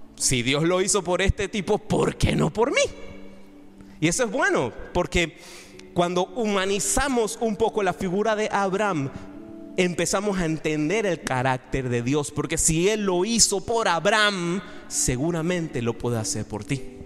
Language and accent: Spanish; Panama; also born or lived in Madrid; si yo soy el primer panameño que tú conoces